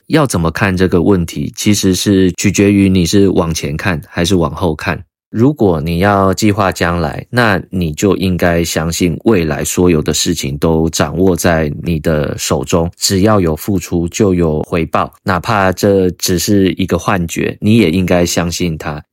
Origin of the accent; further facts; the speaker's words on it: Taichung, Taiwan; 我们是台中人嘛，他就读，呃，台中一中